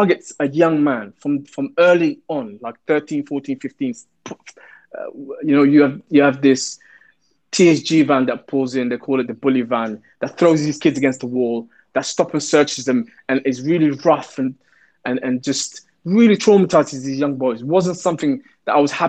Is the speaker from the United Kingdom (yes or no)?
yes; London, United Kingdom; I'm a Londoner, I'm going to, you know, I'm from the Somali community